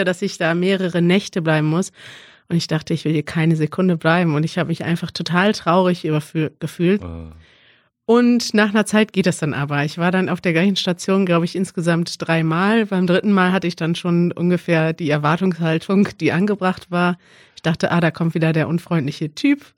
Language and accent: German; Germany; als Deutscher